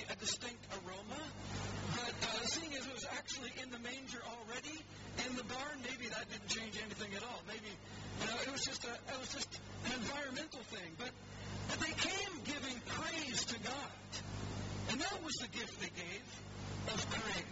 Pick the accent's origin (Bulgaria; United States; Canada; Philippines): Canada; now in England; I'm a Canadian